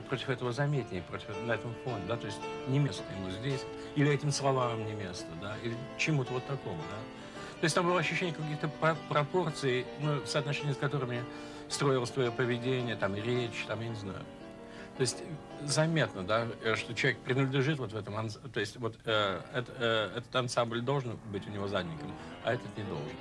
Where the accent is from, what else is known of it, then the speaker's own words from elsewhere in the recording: Saint Petersburg, Russia; moved away as an adult; now in New York, United States; в родном городе, поскольку вот такая, там такие, как бы сказать, грубо говоря, безупречная перспектива, архитектура замечательная